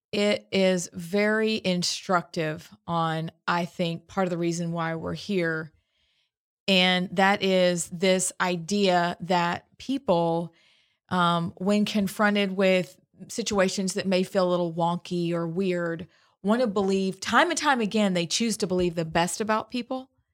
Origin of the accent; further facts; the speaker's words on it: Pennsylvania, United States; now in Alabama, United States; I'm from Pennsylvania.